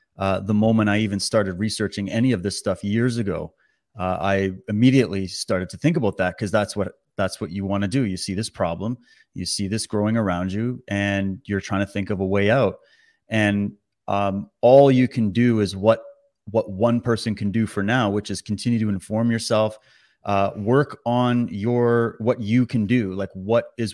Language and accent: English; Canada; as a Canadian